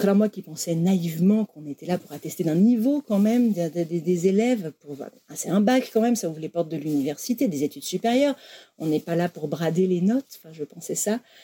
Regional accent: Académie de Lyon, Auvergne-Rhône-Alpes, France; moved away as an adult; now in Vosges, France; je viens de l'Académie de Lyon à la base

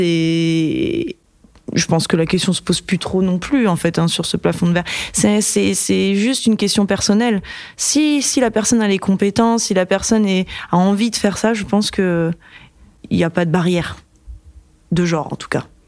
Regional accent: Brittany, France; dans ma région d'origine, la Bretagne

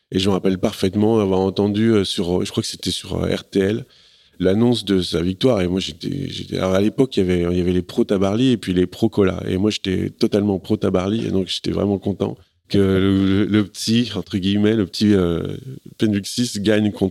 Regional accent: Paris, Île-de-France, France; je suis un parisien frustré

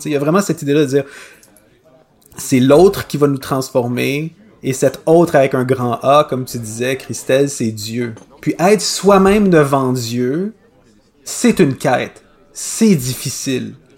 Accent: Quebec, Canada; accent: Québécois

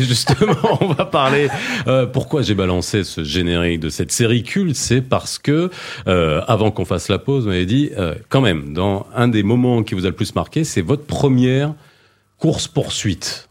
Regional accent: France; j'ai grandi en France

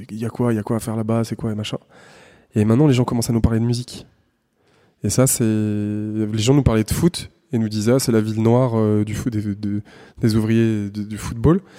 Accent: Saint-Étienne, Auvergne-Rhône-Alpes, France; moved away as an adult; also born or lived in Chambéry; now in Paris, France; Nous, on est, on est des gamins du Pilat. On est, on est nés en bas des collines.

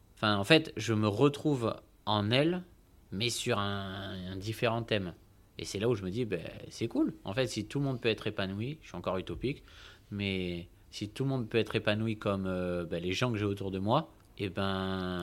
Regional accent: Bordeaux, Nouvelle-Aquitaine, France; je suis né à Bordeaux, bon, dans une agglomération à côté, Pessac, mais bref, je suis bordelais. J'ai toujours vécu à Bordeaux

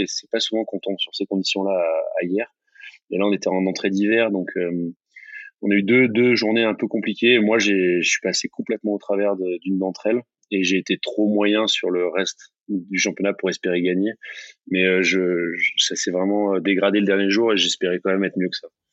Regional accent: near Marseille, Mediterranean coast, Provence-Alpes-Côte d'Azur, France; qui est pas loin de là où j'ai grandi. C'est la, même mer, hein. c'est la Méditerranée, c'est le même Mistral

